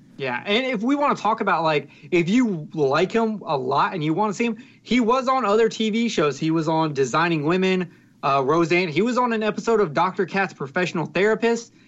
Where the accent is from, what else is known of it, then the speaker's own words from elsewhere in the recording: the South, United States; I'm from the South